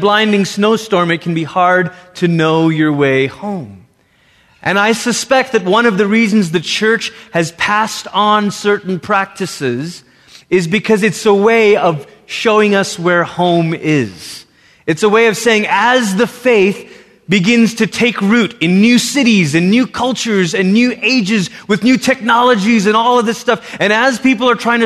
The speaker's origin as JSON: {"language": "English", "country": "Malaysia", "tie": "born or raised there", "moved": "yes", "said": "growing up in Malaysia"}